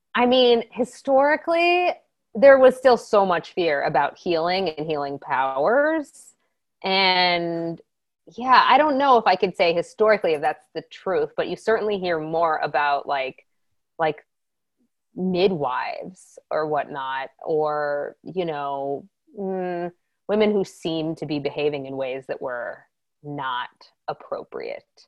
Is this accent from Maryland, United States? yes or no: yes; Maryland, United States; I'm from Maryland